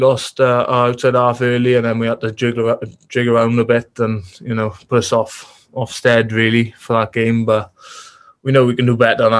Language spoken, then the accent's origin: English; Pontypridd, Wales, United Kingdom; I had family as well growing up in Ponty. So my grandfather and my grandmother lived in Ponty. My mother and my nan are from the Rhondda